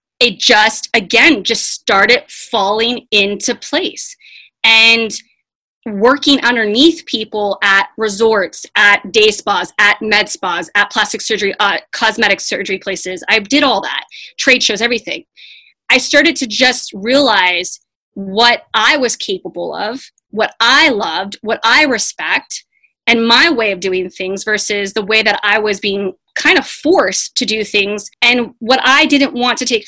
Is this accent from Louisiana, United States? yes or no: no; Tucson, Arizona, United States; I grew up here in Tucson, Arizona, in the desert